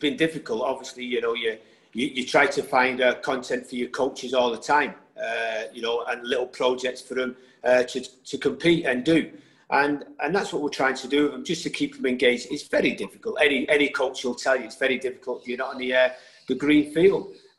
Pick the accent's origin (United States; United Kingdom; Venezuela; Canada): United Kingdom; England; You know, whether I grew up in England, I still have Irish blood in me.